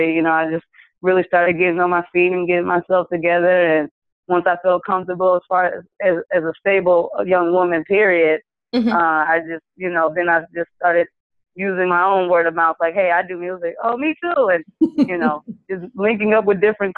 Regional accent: Lansing, Michigan, United States; moved away as an adult; also born or lived in Detroit, Michigan; now in Dallas-Fort Worth, United States; I'm originally from Lansing, Michigan

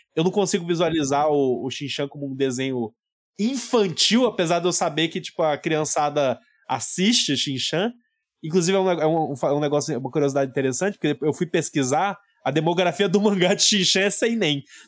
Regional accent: Goiânia, Goiás, Brazil; eu morando em Goiânia

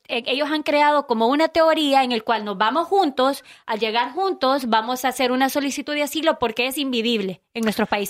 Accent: Honduras; now in United States; 100% hondureña

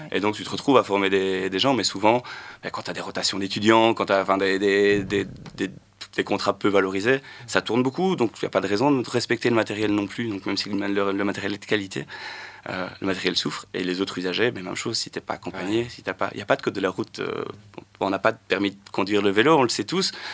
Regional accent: Luttre, Wallonia, Belgium; j'ai grandi à Lutre, dans un petit village entre Charleroi et Nivelles

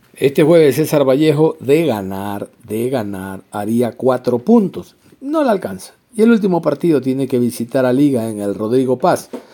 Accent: Ecuador; como ecuatorianos

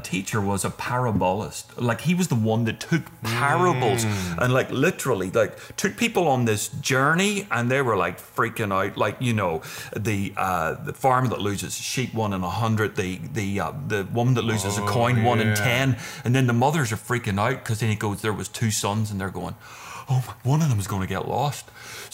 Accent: Ireland; I come from Ireland

